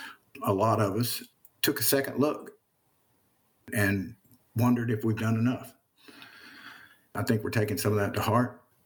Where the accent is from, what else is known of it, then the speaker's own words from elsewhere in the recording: the South, United States; I'm a Southerner all my life and proud of being a Southerner. I love this place.